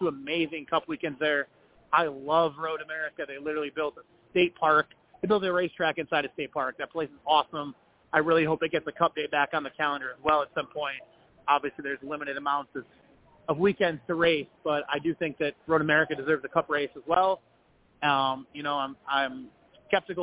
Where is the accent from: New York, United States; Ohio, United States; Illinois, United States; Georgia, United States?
Illinois, United States; Chicago; I'm from the Chicagoland area